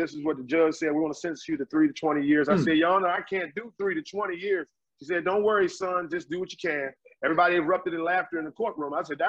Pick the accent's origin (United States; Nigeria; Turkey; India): United States; Washington, District of Columbia; Home for me is Washington, D.C. I grew up in Southeast Washington, D.C. and also in Northeast Washington, D.C. We moved when I was in middle school.